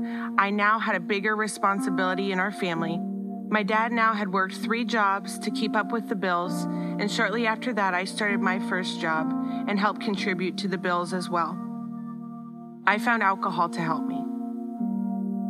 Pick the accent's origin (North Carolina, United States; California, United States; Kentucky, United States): North Carolina, United States; also born or lived in Erie, Pennsylvania; When I was a kid, my family moved to North Carolina, and in 4 years, I went to 3 different elementary schools